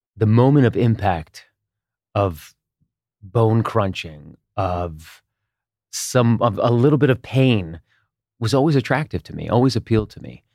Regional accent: Israel; moved away; also born or lived in United States; I grew up partly in Israel, and we moved back to the U S in, in nineteen eighty-nine.

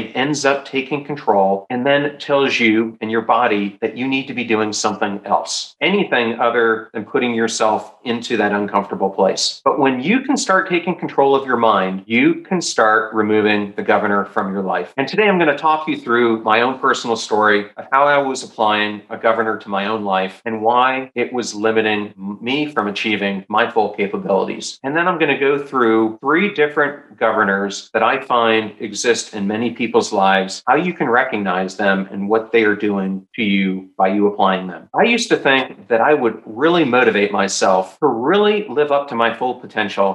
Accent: York, Pennsylvania, United States; growing up in York, Pennsylvania

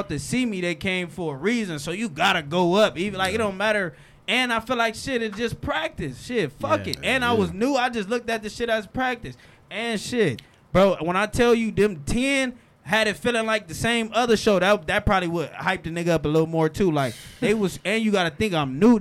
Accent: Compton, California, United States; I'm from Compton

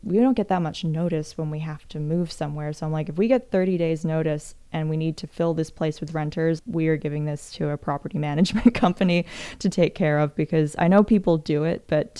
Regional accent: New Zealand; also born or lived in Canada; now in United States; So I'm an expat living in the United States. I'm from New Zealand by way of Canada.

